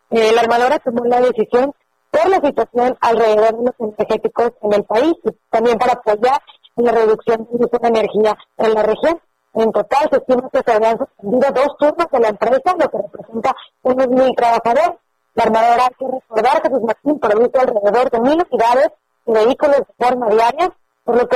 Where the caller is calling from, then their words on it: Monterrey, Nuevo León, Mexico; Pues aquí ya te salimos desde Monterrey